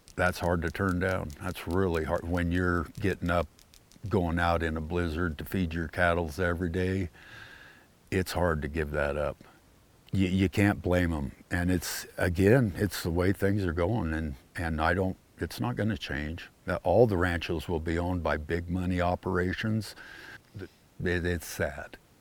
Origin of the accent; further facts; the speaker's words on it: Great Plains, United States; now in Jackson, Montana, United States; When I was growing up in the Plains states, every five, ten miles, there was a little town.